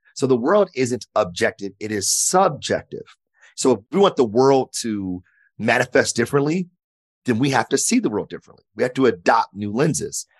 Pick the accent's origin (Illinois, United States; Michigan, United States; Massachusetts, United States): Michigan, United States; Detroit; I grew up in Detroit, uh, born and raised